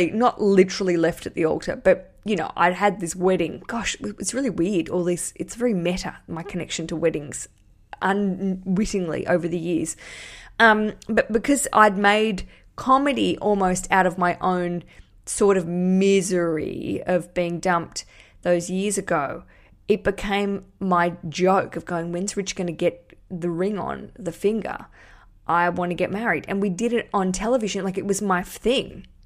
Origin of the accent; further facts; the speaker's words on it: Australia; accent: Australian; I'm just a, just an Australian